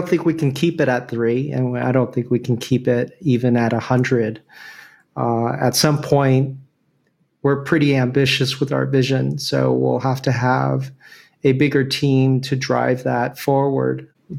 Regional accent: Venezuela; born there; I don't, but I was born in Venezuela, if that counts.

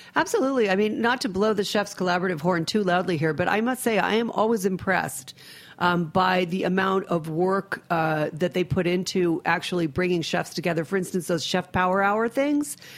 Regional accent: New England, United States; I'm a New Englander also. I have a you know I have a house in Rhode Island. I grew up in New England

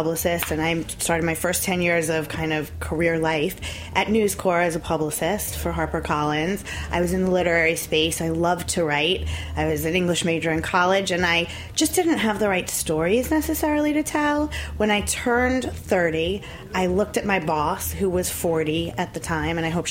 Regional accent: Long Island, New York, United States; Newsday was my hometown paper. I grew up on Long Island

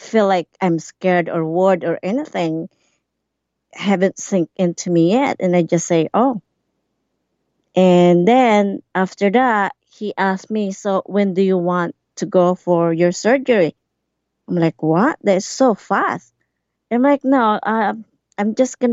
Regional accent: Alberta, Canada; moved away as an adult; now in Campbell River, Canada; I'm from Alberta, and then we moved here in 2014

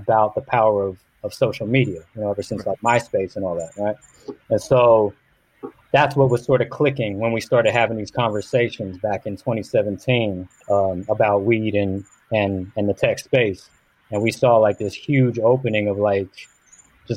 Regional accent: California, United States; we're from California, we're creative folk

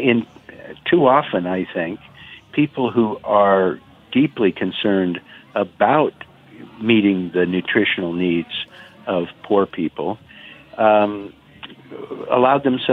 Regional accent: Oregon, United States; Oregon, my home state, is a huge agricultural state

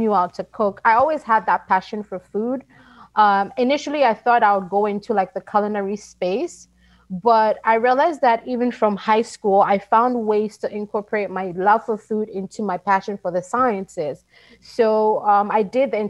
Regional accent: Ghana; moved away as an adult; now in United States; I was born and raised in Ghana and moved to the United States in 2006 to further my education

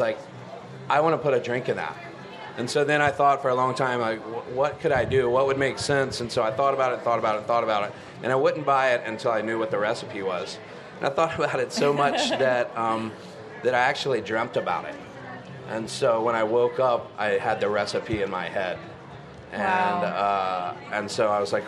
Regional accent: Charlotte, North Carolina, United States; I'm actually a native. I grew up born and raised in Charlotte, which is kind of rare these days

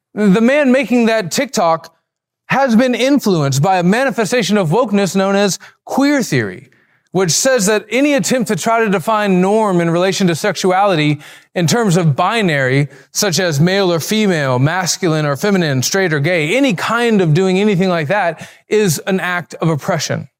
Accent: Alabama, United States; I'm from Alabama. We talk like that.

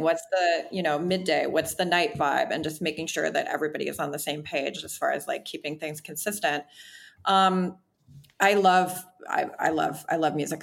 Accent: Wisconsin, United States; now in Los Angeles, United States; I'm from Wisconsin

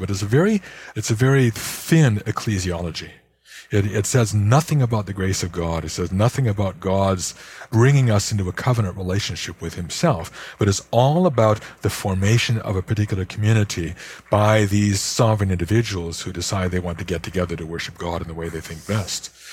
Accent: Chicago, Illinois, United States; my hometown of Chicago

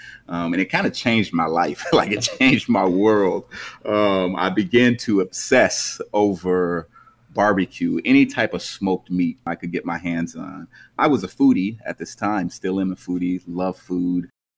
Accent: suburb of Los Angeles, Southern California, United States; moved away as an adult; now in St. Louis, United States; I'm from Southern California, suburb of Los Angeles. I moved to St. Louis in 2011

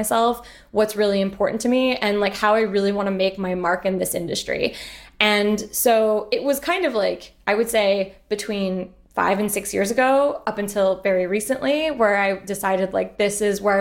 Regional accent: Montreal, Quebec, Canada; moved away as an adult; also born or lived in United Kingdom; I'm originally from Montreal

